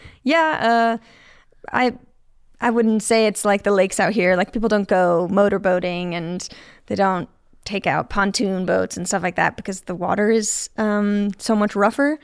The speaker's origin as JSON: {"language": "English", "town": "Chicago", "region": "Illinois", "country": "United States", "tie": "born or raised there", "moved": "as an adult", "lives_now": "Utah, United States", "said": "I grew up in Chicago, and I have lived in Utah for about twelve years."}